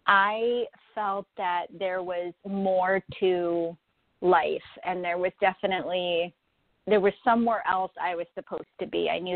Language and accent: English; Florida, United States; born there; now in Buffalo, United States; Yeah, so I'm actually in Buffalo, New York. I was born in Florida, actually, and moved north to Buffalo.